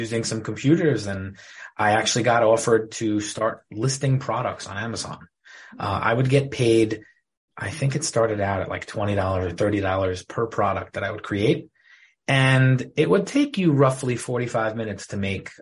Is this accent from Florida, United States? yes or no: no; Deal, New Jersey, United States; I grew up in Deal, New Jersey. Lived here all my life.